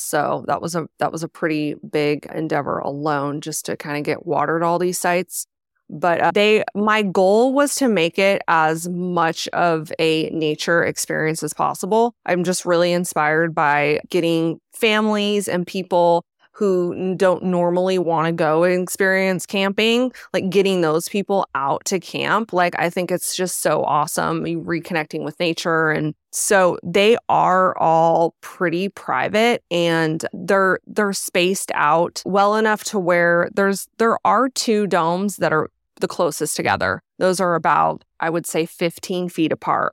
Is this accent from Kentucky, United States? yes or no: no; Arizona, United States; I'm actually from Arizona.